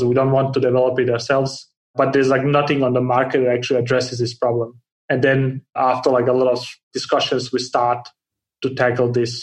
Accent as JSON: {"language": "English", "country": "Denmark", "tie": "born or raised there", "also_born_or_lived": "Bosnia", "moved": "yes", "said": "I was born in Bosnia and grew up in Denmark, and I have lived around the world since."}